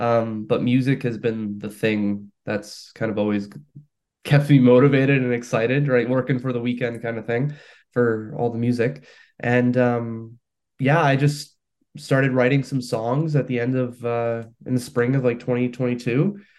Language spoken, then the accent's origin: English; Hamilton, Ontario, Canada; born or raised there; moved away as an adult; now in St. Catharines, Canada